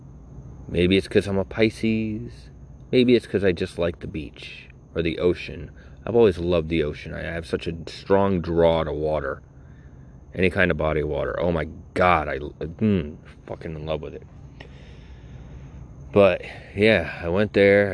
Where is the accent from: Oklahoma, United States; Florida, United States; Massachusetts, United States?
Florida, United States; Naples; also born or lived in Greenwich, Connecticut; I was born in Greenwich, Connecticut, but I was raised here. I was raised in Collier County, in Naples, East Naples, in Lakewood